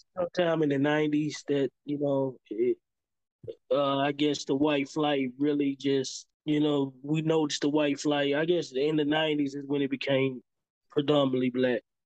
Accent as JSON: {"language": "English", "town": "Memphis", "region": "Tennessee", "country": "United States", "tie": "born or raised there", "also_born_or_lived": "Jackson, Mississippi / Nashville, Tennessee / Houston, Texas", "said": "the house uh, that I grew up in in White Haven"}